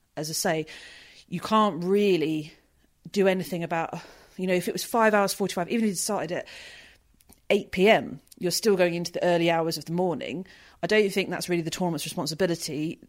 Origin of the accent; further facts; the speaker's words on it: United Kingdom; being British